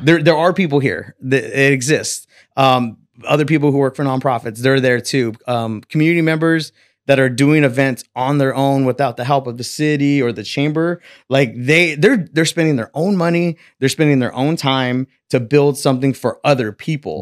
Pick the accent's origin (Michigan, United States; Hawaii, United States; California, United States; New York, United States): California, United States; Selma; I was born and raised in Selma, California